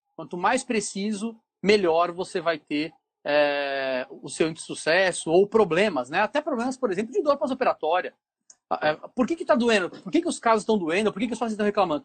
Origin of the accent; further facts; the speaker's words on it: São Paulo, Brazil; moved away as an adult; now in Ceará, Brazil; eu sou é, morador do Ceará já há quase 20 anos, né? mas sou paulista, da capital de São Paulo